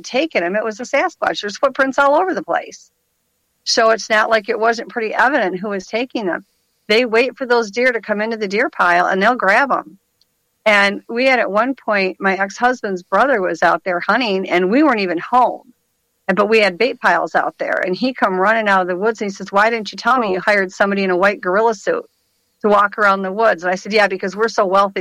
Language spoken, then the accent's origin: English; Michigan, United States; I'm from Michigan